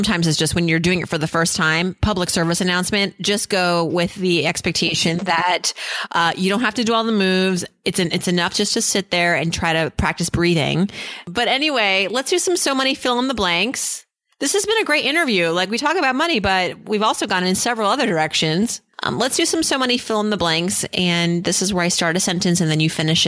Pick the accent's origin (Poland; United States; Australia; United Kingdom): United States; Worcester, Massachusetts; also born or lived in New England; I was born in Worcester